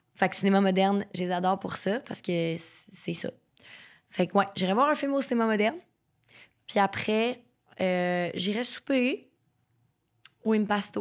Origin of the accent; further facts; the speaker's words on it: Terrebonne, Quebec, Canada; moi, je viens de Terrebonne